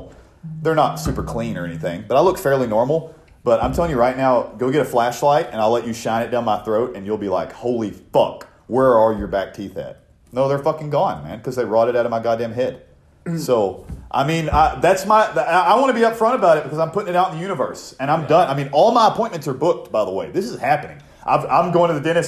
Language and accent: English; Oklahoma, United States; my hometown is full of nothing but fucking meth heads. So, anyway. So is the town I live in now. But, anyway, I guess Every town is. This is Oklahoma